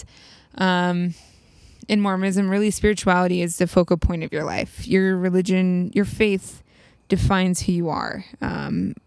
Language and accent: English; East Coast, United States; also born or lived in Utah; I'm from the East Coast.